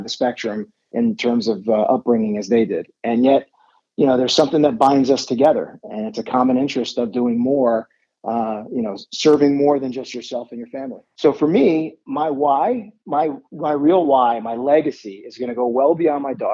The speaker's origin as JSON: {"language": "English", "town": "Miami", "region": "Florida", "country": "United States", "tie": "born or raised there", "said": "I am born and raised in Miami, Florida"}